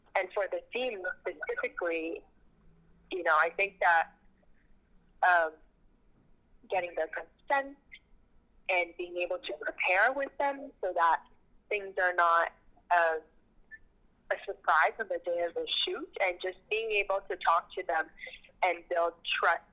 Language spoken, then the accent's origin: English; Toronto, Ontario, Canada; my hometown